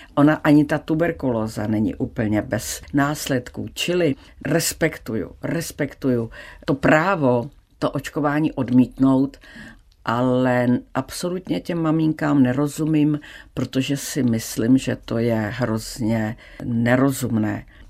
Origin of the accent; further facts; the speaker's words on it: Czechia; jak jsem byla zvyklá z Česka